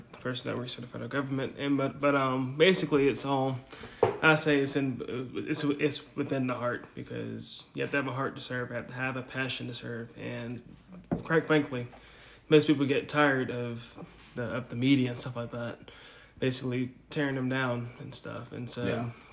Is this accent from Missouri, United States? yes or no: no; Helena, Alabama, United States; I'm from Helena, Alabama